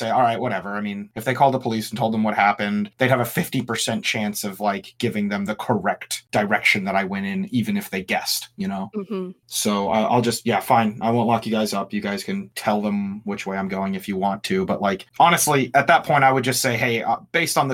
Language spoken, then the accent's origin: English; United States